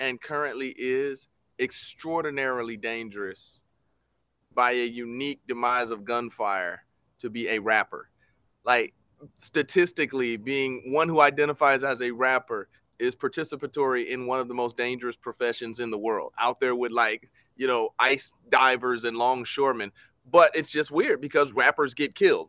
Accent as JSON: {"language": "English", "country": "United States", "said": "we are American."}